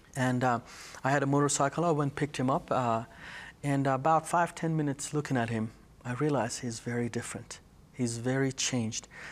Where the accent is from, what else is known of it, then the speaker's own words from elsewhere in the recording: Iran; now in United States; I was born and raised in Iran